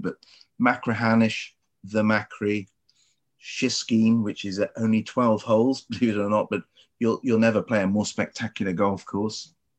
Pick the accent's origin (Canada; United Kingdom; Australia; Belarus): United Kingdom; England; I'm English